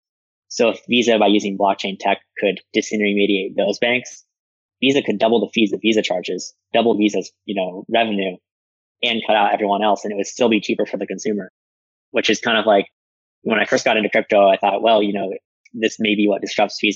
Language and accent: English; United States